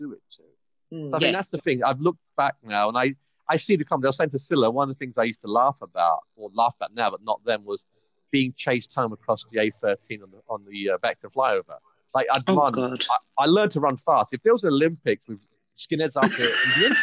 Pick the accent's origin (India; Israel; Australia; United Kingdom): United Kingdom; London; accent: English; moved away as an adult; also born or lived in Gants Hill; now in Canada; I'm from London.